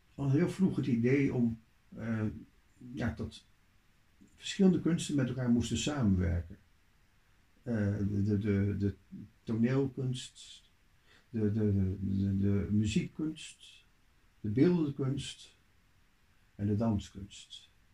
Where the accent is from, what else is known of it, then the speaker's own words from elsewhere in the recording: Leeuwarden, Friesland, Netherlands; in Leeuwarden, waar ik opgroeide